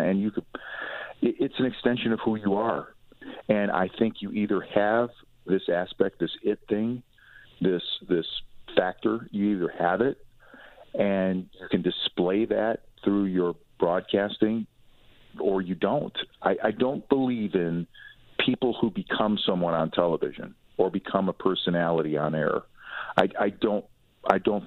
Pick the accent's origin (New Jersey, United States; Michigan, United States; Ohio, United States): Ohio, United States; Cleveland; moved away as an adult; now in Atlanta, United States; I was in my hometown